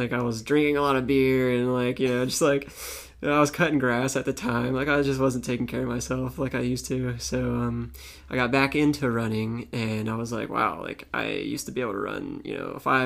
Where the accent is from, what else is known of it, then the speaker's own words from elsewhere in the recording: Tampa, Florida, United States; also born or lived in Pennsylvania / St. Petersburg, Florida; I was 8 years old and my parents were like, we're moving to Tampa.